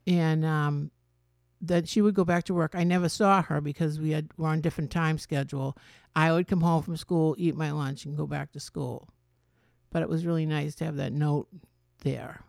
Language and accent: English; Medford, Massachusetts, United States; I grew up in Medford, Massachusetts